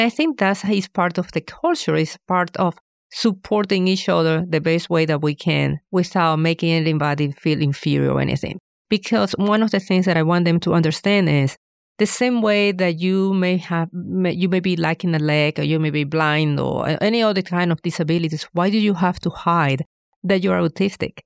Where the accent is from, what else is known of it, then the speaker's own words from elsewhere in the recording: Venezuela; moved away as an adult; now in Fayetteville, United States; I am originally from Venezuela